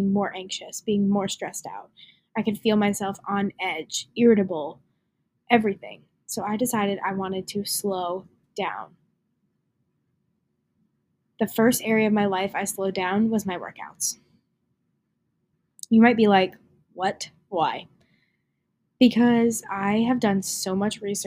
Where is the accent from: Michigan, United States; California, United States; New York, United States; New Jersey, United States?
New Jersey, United States; I'm from New Jersey